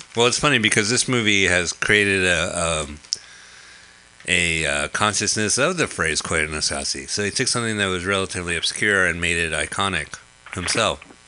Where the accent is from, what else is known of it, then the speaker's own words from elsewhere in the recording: New Jersey, United States; we're both from New Jersey